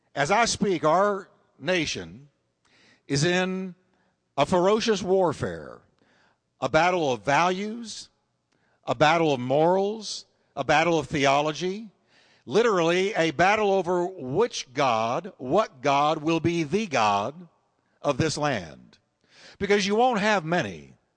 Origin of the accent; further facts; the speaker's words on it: United States; as a preacher and as an American citizen today